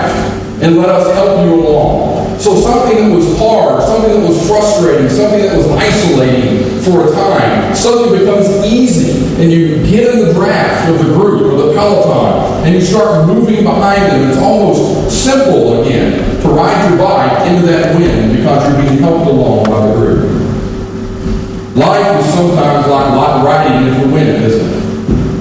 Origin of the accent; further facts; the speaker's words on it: Kentucky, United States; accent: Kentucky; now in Virginia, United States; I'm not originally from Virginia, I'm from Kentucky. So my accent is even different from the people in Nantucket, and they always give me a hard time and say that I'm just a Kentucky hillbilly